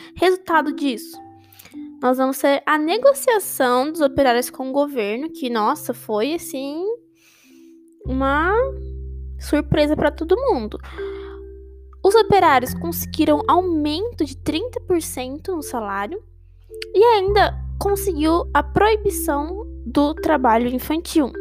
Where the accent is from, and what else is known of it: Brazil